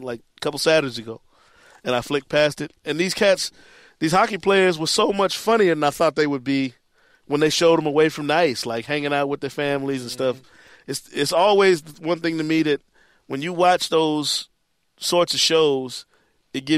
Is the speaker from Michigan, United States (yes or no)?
yes; Kentwood, Michigan, United States; all-state linebacker at East Kentwood High School where I grew up